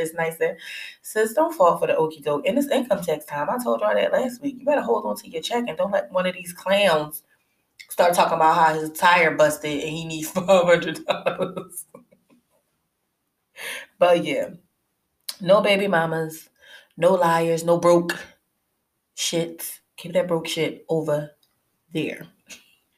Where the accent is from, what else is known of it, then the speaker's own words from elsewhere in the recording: Philadelphia, Pennsylvania, United States; I'm from Philly